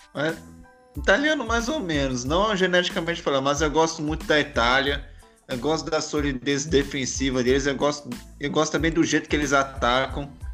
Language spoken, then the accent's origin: Portuguese; Brazil; a gente é brasileiro